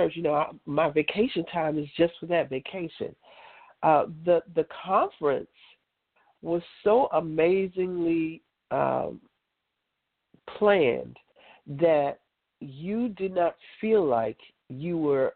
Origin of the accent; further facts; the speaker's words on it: New York City, New York, United States; I grew up on the beach. I grew up on Rockaway Beach